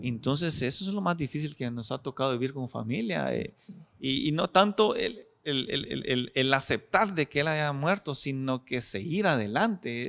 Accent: La Unión, Zacapa, Guatemala; soy originario de la, de la Unión Socapa, un pueblo que está a 194, 195 kilómetros de aquí de la ciudad capital.

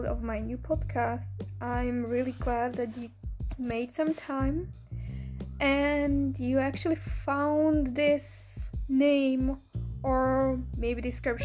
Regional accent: Bratislava, Bratislava Region, Slovakia; English is a second language; moved away as an adult; now in Vancouver, Canada; I'm originally from Slovakia, from the capital, Bratislava

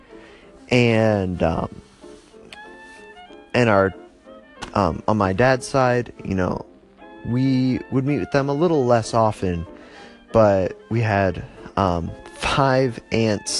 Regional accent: Northwest Ohio, United States; also born or lived in Cincinnati, Ohio; now in Phoenix area, Arizona, United States; I was born in Cincinnati, raised in Northwest Ohio

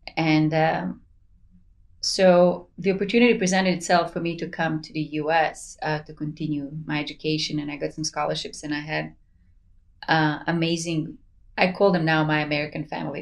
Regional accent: Sarajevo, Federation of Bosnia and Herzegovina, Bosnia & Herzegovina; moved away as an adult; now in United States; I'm originally from Sarajevo, so we lived under the siege for four years.

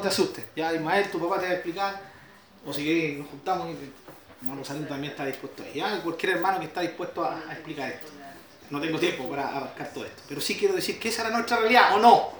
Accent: Chile; Estamos orgullosos de nuestro país

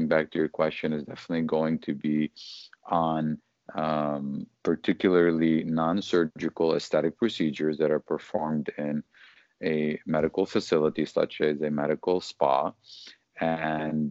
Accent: Detroit, Michigan, United States; moved away as an adult; now in Los Angeles, United States; I'm originally from Detroit. I moved to the LA area here in California just over a year ago

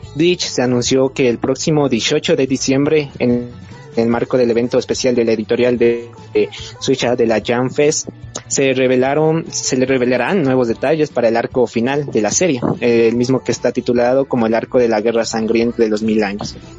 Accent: Ecuador; soy de Ecuador

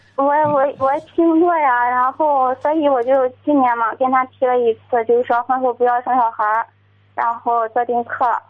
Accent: Zibo, Shandong, China; moved away as an adult; now in Jinan, China; 我老家是在淄博

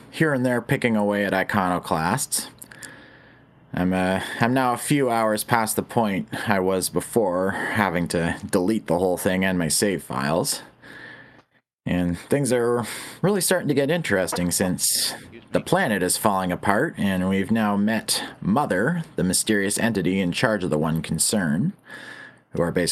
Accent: Canada

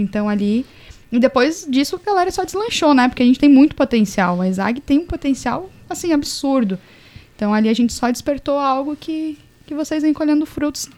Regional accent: Caçador, Santa Catarina, Brazil; moved away as an adult; also born or lived in Florianópolis; A minha equipe de atletismo de, de caçador de onde eu sou eram só meninos

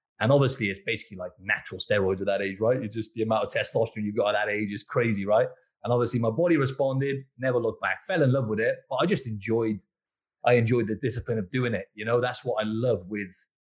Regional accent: Cardiff, Wales, United Kingdom; moved away as an adult; now in Sydney, Australia; I'm actually from Wales. So I grew up in Cardiff, the capital of Wales, and moved over to Sydney around about 5 years ago now, actually.

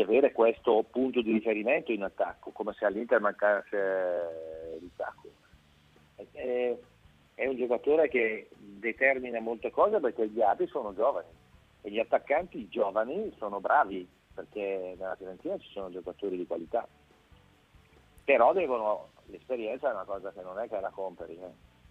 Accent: Brescia, Lombardy, Italy; essendo bresciano, l'ho visto quando giocava ancora all'oratorio o la squadra della Bonutas che è la squadra mm, di un centro sportivo dove sono cresciuti moltissimi giocatori, compreso, compreso io

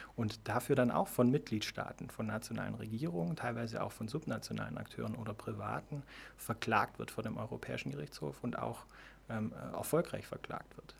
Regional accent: Ravensburg, Baden-Württemberg, Germany; also born or lived in Iowa, United States; now in Konstanz, Germany; Ich komme ursprünglich aus Ravensburg, ähm, habe da Abitur gemacht

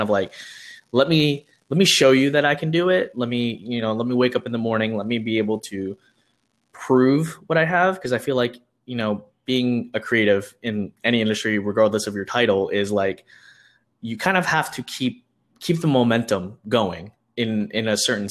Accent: Houston, Texas, United States; I am from Houston, Texas

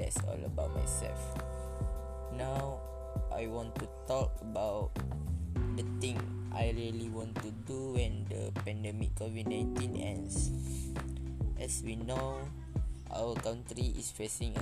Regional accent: Tanah Merah, Kelantan, Malaysia; I'm from Kelantan and I'm stay in Kampung Tok Cedul, Tanah Merah, Kelantan

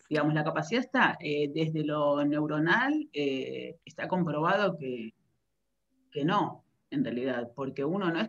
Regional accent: Buenos Aires, Argentina; now in Netherlands; yo ya estoy viviendo aquí en, Holanda hace casi 20 años, y mi recorrido empezó en Argentina, soy de Buenos Aires

